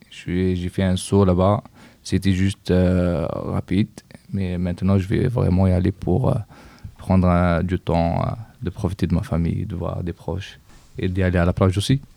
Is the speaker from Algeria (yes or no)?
yes; Kabylie, Algeria; now in France; Je viens de Kabylie.